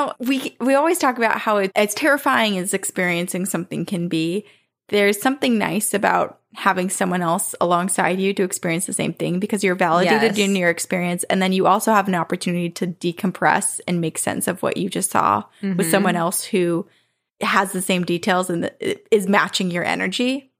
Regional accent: Texas, United States; The first time that I met him, he was in my home state of Texas, where his brother N lives.

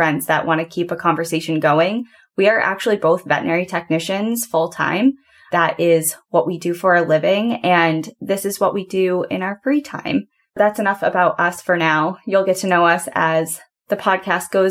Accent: New Hampshire, United States; moved away as an adult; now in Washington, United States; we are both New England natives. We're both from New Hampshire. And sadly, I just moved across the country to Washington

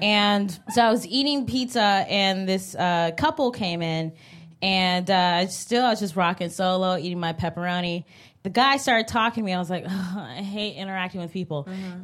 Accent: Cleveland, Ohio, United States; now in New York, United States; I'm from Cleveland.

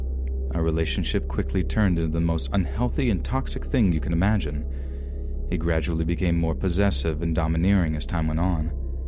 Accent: Southern United States, United States; now in Portland, United States; I had a really hard time growing up seeing as I was raised in the Bible Belt. My parents literally told me that they would rather me dead than be what I was.

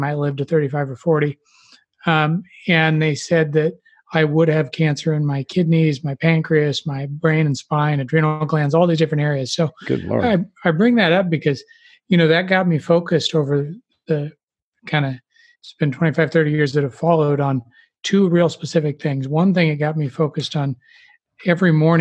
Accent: Lincoln, Nebraska, United States; I grew up in the Midwest in Lincoln, Nebraska

